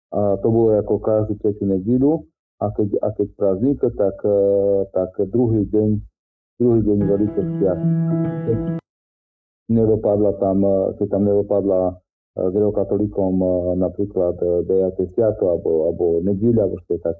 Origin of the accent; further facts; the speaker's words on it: Slovakia; ja pochádzam nedaleko z Topkova, teda je to farnosť, alebo filiálka z Topkovskej farnosti, obec Vyskovce.